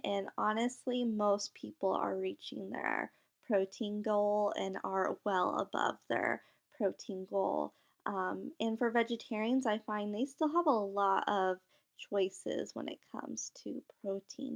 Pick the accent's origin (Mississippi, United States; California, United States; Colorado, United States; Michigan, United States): Michigan, United States; also born or lived in India; I was actually adopted from India at a very young age and then grew up in Michigan when I was a year old.